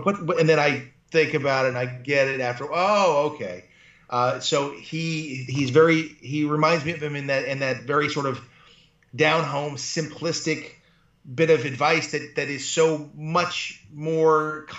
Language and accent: English; Malibu, California, United States; also born or lived in Buffalo / Los Angeles; I live in Malibu. I was raised in Malibu. I've lived my, you know, my life here. Well, once I could afford to move back here. Because once I went to college and came out, I had to live in all different places within Los Angeles